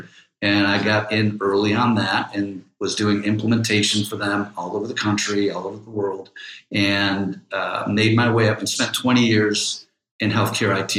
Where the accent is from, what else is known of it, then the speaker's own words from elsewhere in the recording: Cleveland Heights, Ohio, United States; I'm from Cleveland, Heights, from the East Side